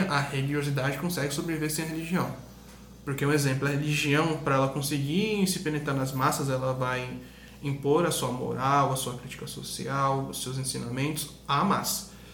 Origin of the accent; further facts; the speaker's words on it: Brazil; a gente é português, a gente é brasileiro